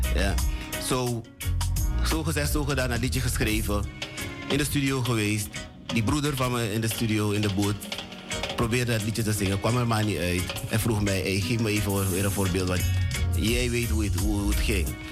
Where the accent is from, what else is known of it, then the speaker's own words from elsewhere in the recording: Suriname; Born in Suriname